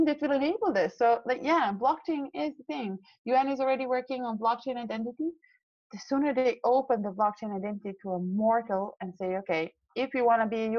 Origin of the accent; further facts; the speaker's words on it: Serbia; moved away; also born or lived in Austria; I come from Serbia, yeah. So since I was 5 until I was 15, I lived through like 4 or 5 different wars